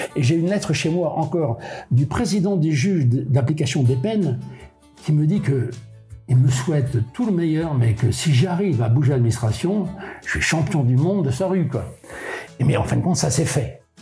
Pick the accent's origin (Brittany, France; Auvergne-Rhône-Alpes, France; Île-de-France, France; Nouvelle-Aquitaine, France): Brittany, France; Molène; also born or lived in Brest; je suis pas né à Molène, je suis né à Brest, ma mère est venue accoucher à Brest, mais mes, mes deux parents habitaient Molène